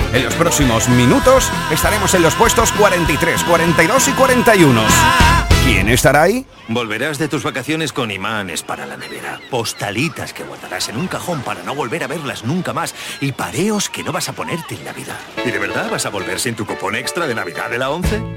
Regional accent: Andalusia, Spain; grandes iconos de nuestra cultura que tanto hemos exportado de nuestra querida Andalucía

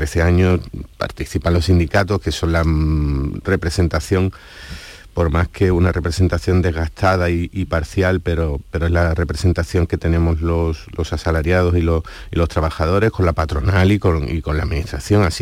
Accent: Andalusia, Spain; como ciudadano andaluz

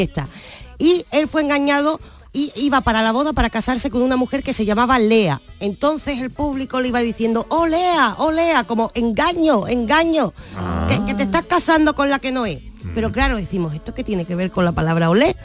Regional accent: Andalusia, Spain

